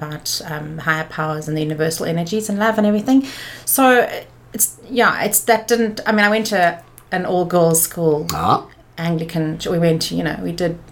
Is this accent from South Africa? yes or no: yes; Johannesburg, Gauteng, South Africa; also born or lived in Pretoria; I'm from Joburg.